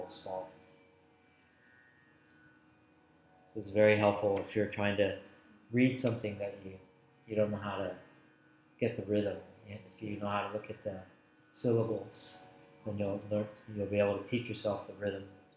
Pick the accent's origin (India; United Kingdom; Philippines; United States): India; South India; I'm from South India